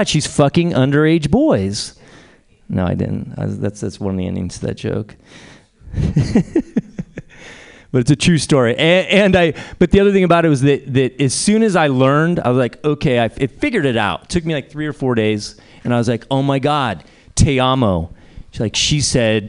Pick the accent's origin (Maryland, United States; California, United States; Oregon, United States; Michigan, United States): California, United States; Bay Area; also born or lived in Spain; I grew up here in the Bay Area and, you know, spent a lot of time in San Francisco as a kid.